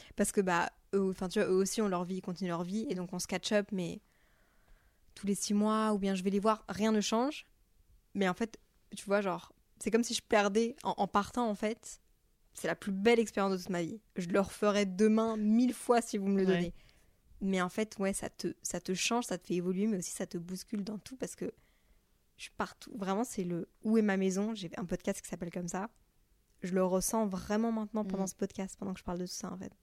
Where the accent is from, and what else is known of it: Brussels, Brussels-Capital Region, Belgium; moved away as an adult; also born or lived in Montreal, Canada; now in Paris, France